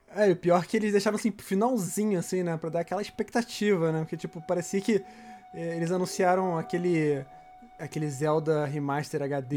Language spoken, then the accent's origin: Portuguese; Rio de Janeiro, Brazil; a gente é do Rio